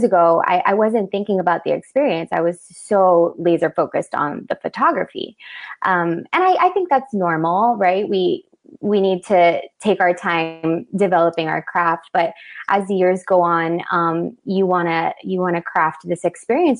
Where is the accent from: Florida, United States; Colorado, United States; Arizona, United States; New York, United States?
Florida, United States; Broward County, South; also born or lived in Miami, Florida; now in Lake Worth, United States; I'm a local to South Florida, born and raised. I was born in Miami, raised in Broward.